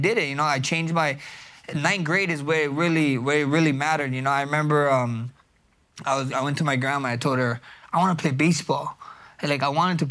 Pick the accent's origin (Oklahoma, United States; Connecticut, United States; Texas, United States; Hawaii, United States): Hawaii, United States; I'm from Hawaii